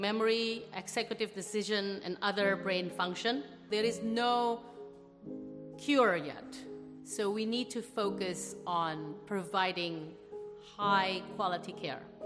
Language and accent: English; Jakarta, Indonesia; also born or lived in Australia; I grew up in Jakarta, Indonesia.